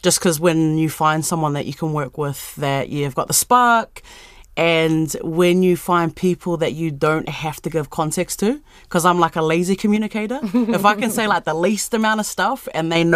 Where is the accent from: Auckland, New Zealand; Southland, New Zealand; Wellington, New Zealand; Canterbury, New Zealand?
Wellington, New Zealand; Petone